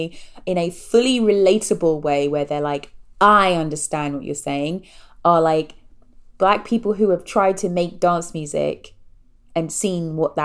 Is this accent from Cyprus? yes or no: no; England, United Kingdom; I have a low tolerance for dancing because I was raised in England.